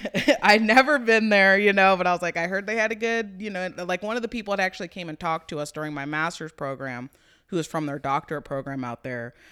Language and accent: English; Topeka, Kansas, United States; growing up in Topeka